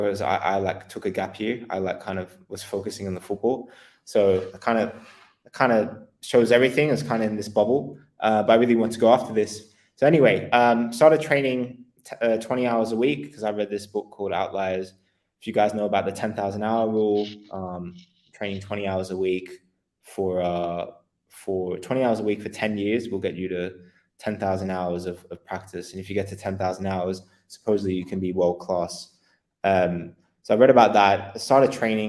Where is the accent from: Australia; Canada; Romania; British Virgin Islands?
Australia; moved away as an adult; also born or lived in Netherlands / England; I'm Australian originally